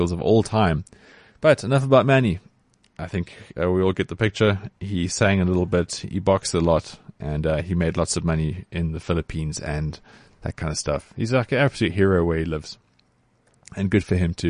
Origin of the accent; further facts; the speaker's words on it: South Africa; as a South African